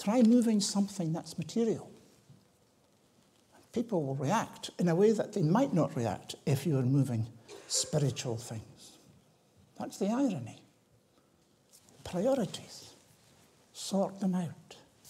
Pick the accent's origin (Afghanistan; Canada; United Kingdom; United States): United Kingdom; Tiree, Scotland; I was brought up in the Highlands. I was brought up in Tyree